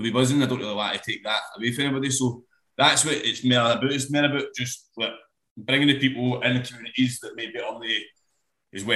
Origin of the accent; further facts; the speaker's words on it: Glasgow, Scotland, United Kingdom; I grew up in Govan